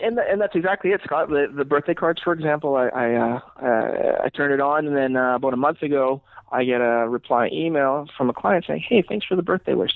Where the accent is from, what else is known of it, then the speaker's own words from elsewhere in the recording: Calgary, Alberta, Canada; i am fortunate to be born and raised in Calgary